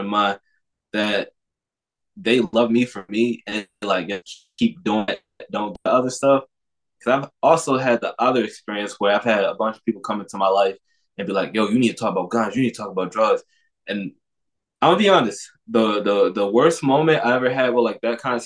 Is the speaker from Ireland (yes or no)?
no; Baltimore, Maryland, United States; I'm from Baltimore